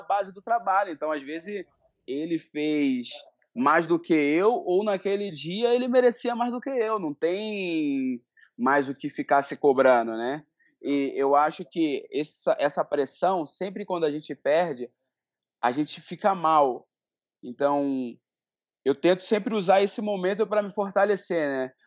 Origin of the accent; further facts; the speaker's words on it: Rio de Janeiro, Brazil; now in São Paulo, Brazil; hoje eu moro em São Paulo, né? Mas eu sou do Rio de Janeiro, de Bangu